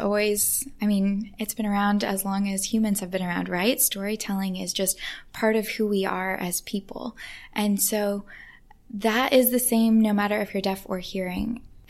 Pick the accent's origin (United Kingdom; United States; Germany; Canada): United Kingdom; England; And eventually they welcomed me to come visit their home, which was a really big deal as an English person.